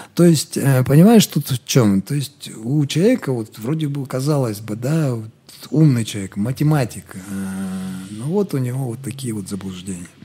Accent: Kazakhstan; мы казахи

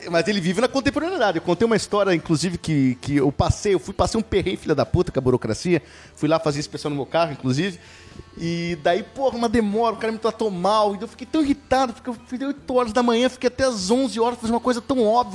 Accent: Ponta Grossa, Paraná, Brazil; also born or lived in Vitória, Espírito Santo; acabei nascendo, mas logo, com nove, com, é, em noventa e quatro, vim pra Ponta Grossa

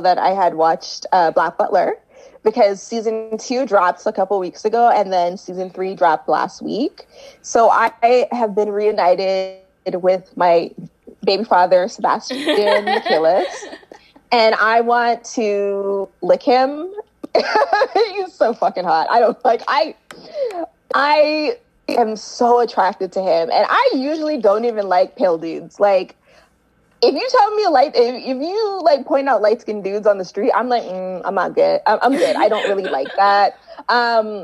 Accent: Canada; I'm Canadian

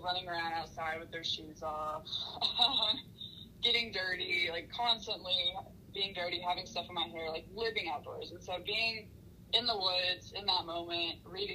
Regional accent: Texas Panhandle, United States; I was born and raised here in the Texas Panhandle

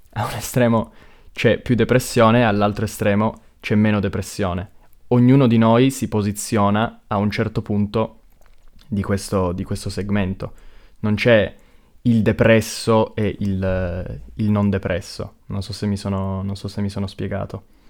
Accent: Pino Torinese, Piedmont, Italy; Io sono di Pino

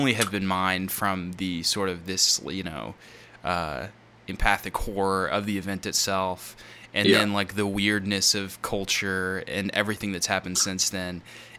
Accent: Longview, Texas, United States; we grew up in Longview, Texas, where I'm currently living.

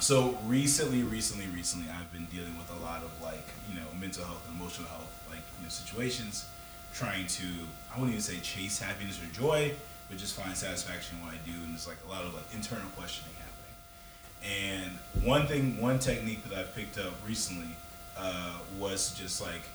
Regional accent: the South, United States; growing up in the South as a black man

